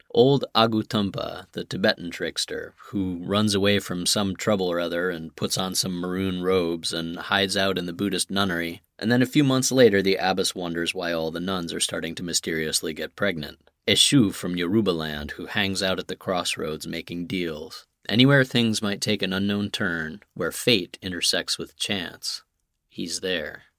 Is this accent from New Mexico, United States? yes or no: yes; Santa Fe, New Mexico, United States; where I grew up in Santa Fe